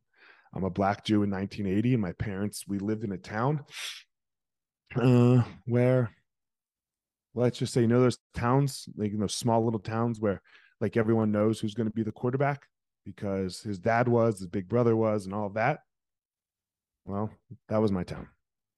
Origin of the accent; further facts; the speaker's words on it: Franklinville, New Jersey, United States; South Jersey, a little town called Franklinville. Nobody's heard of it.